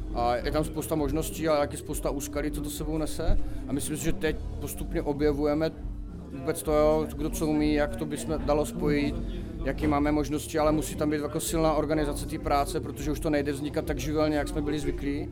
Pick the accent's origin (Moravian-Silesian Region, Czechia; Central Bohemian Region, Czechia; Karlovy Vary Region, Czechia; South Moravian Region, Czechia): South Moravian Region, Czechia; Brno; jsme z Brna